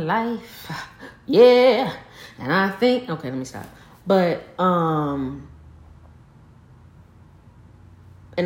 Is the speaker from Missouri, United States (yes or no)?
no; Arkansas, United States; I'm from Arkansas.